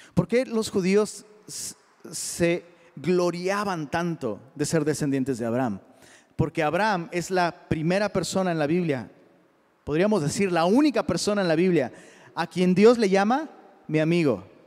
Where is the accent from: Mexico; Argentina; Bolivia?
Mexico; soy mexicano